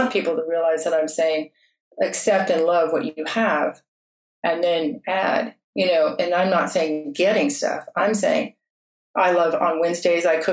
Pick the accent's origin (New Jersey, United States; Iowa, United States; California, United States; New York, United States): California, United States; South Fork of the American River; I was raised on the South Fork of the American, where gold was discovered in 1848